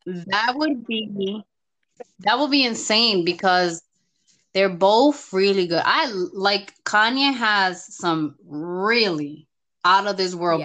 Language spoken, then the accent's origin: English; New York, United States; I'm a New Yorker, I was born and raised in New York